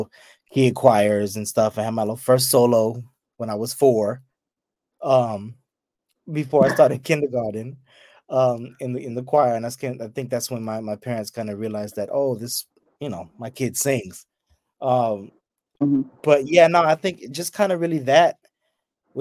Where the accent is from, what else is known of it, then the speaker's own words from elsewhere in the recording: the Bay, California, United States; I'm from the Bay